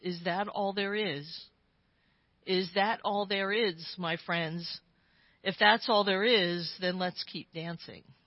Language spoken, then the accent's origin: English; Claymont, Delaware, United States; my hometown, Claymont, Delaware